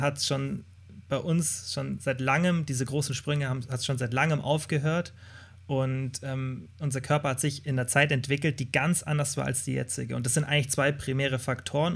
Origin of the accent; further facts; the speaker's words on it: Kempten, Bavaria, Germany; moved away as an adult; now in Stuttgart, Germany; Ich komme aus Kempten, aus dem Allgäu